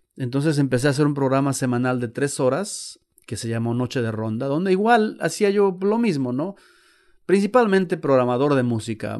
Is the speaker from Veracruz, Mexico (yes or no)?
yes; Xalapa, Veracruz, Mexico; now in United States; yo no soy chicano, soy de Jalapa, Veracruz